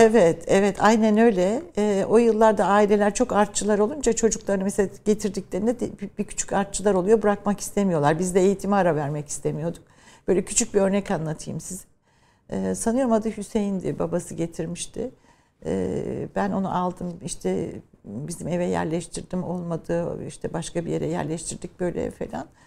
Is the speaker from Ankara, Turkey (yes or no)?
yes; Ankara, Turkey; also born or lived in Trabzon / Birmingham, United Kingdom; Memleketim olması benim için önemliydi ama ben tabii daha çok Ankara'da büyüdüm. İşte eğitim, ilkokul, ortaokul, liseyi Ankara'da